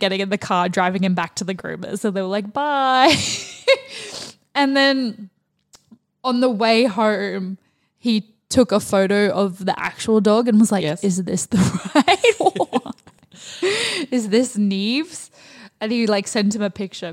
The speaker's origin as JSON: {"language": "English", "country": "Australia", "said": "we're Australian"}